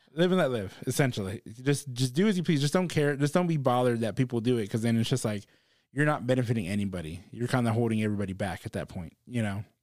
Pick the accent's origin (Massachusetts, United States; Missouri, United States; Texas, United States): Texas, United States; I'm from Texas